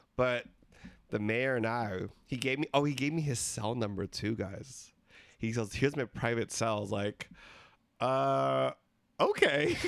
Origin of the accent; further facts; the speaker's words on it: Philippines; We're three Filipino gay guys